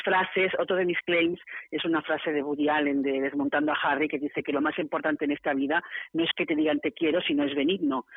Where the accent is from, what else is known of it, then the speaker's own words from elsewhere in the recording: Barcelona, Catalonia, Spain; moved away as an adult; now in San Sebastián, Spain; Yo soy de Barcelona, me vine aquí hace 25 años.